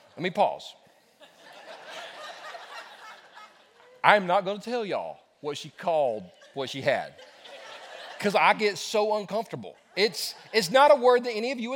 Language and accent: English; South Carolina, United States; also born or lived in Los Angeles, California; I wasn't born in South Carolina. I was born in California. I was born in Los Angeles. And all my friends that were my neighbors that I played with were Hispanic. My mother said when we moved back to South Carolina, I was 4 years old